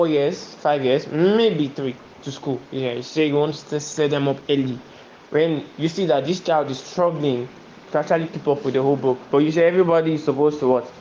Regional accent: Warri, Delta, Nigeria; I'm from Warri Delta State.

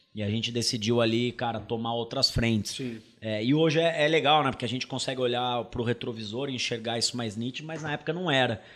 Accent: interior of São Paulo, Brazil; moved away as an adult; also born or lived in England; now in São Paulo, Brazil; Meu pai é sócio com meu tio de um supermercado no interior de São Paulo, onde eu nasci, fui, fui criado, e depois mudei para São Paulo para poder fazer faculdade

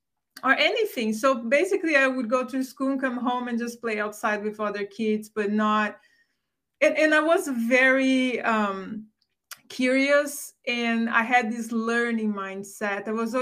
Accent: Brazil; English is a second language; moved away as an adult; now in United States; I grew up in Brazil. I grew up in a very humble household.

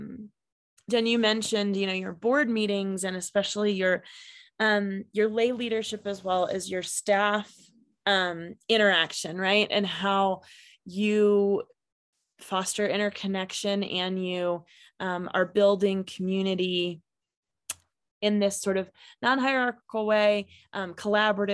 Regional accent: Kansas, United States; now in Colorado, United States; I am actually from Kansas, so also an interesting place

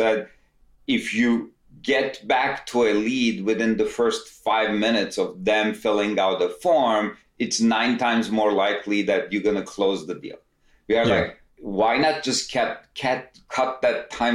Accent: Istanbul, Turkey; moved away as an adult; now in United States; I'm originally from Istanbul, Turkey, came to US, did my undergrad

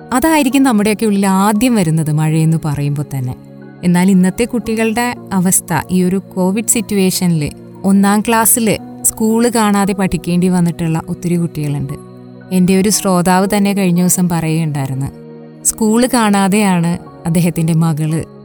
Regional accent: Malayali, Kerala, India; also born or lived in Chennai; നമ്മൾ മലയാളികൾക്ക് മഴയെ മാറ്റി നിർത്തിയിട്ടൊരു ജീവിതമില്ല

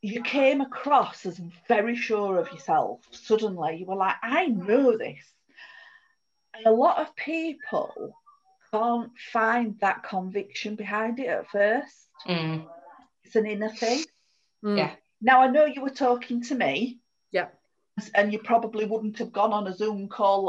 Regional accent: United Kingdom; as British people

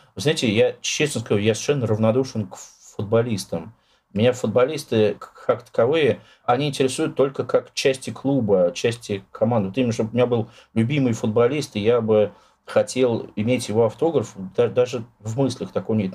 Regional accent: Russia; я русский, там родился в России, живу в России

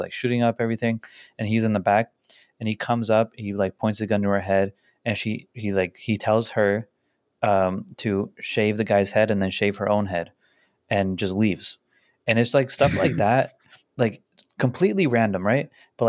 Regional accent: La Puente, California, United States; La Puente. I'm from La Puente.

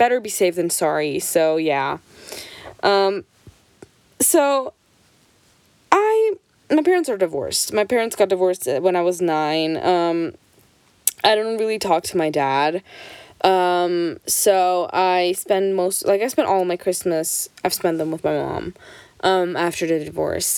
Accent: Switzerland; I'm Portuguese. My parents are both Portuguese, but I was born and raised in Switzerland. I never lived in Portugal

